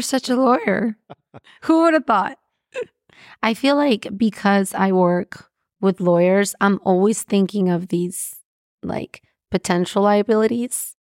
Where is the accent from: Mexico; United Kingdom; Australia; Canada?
Mexico; I'm from Mexico